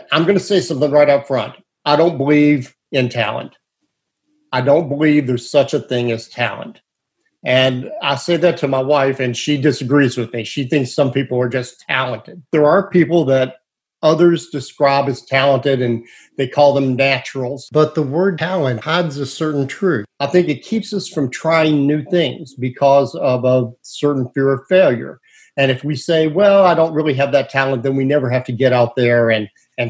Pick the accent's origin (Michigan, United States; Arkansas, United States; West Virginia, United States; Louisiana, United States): West Virginia, United States; accent: West Virginia; now in Tallahassee, United States; my West Virginia accent